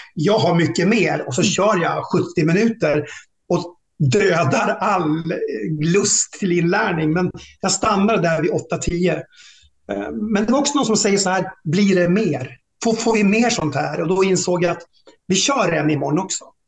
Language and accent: Swedish; Tärnaby, Västerbotten County, Sweden; also born or lived in Norra Fjällnäs / Lycksele / Storuman / Umeå; det var en jättebra uppväxt och jag, jag är hemma i Tärnaby rätt så ofta